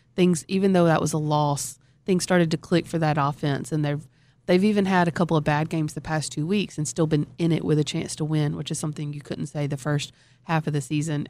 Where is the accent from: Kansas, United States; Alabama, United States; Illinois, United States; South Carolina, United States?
Alabama, United States; moved away as an adult; also born or lived in Florida; I was born and raised in Alabama